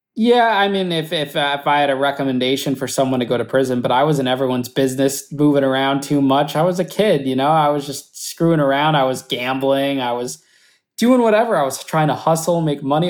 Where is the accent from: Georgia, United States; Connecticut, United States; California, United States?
Connecticut, United States; Danbury; Danbury, which was my hometown